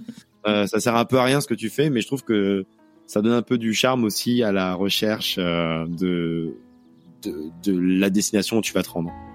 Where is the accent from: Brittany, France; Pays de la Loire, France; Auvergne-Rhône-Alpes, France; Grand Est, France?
Auvergne-Rhône-Alpes, France; moved away; je suis allé en Auvergne, ma région natale